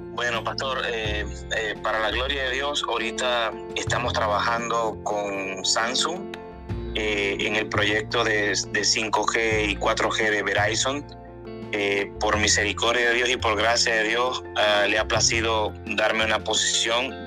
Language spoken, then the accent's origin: Spanish; Maracaibo, Zulia, Venezuela; moved away as an adult; also born or lived in Mexico / Dominican Republic / Colombia; now in Houston, United States; yo nací en Venezuela, en una ciudad que se llama Maracaibo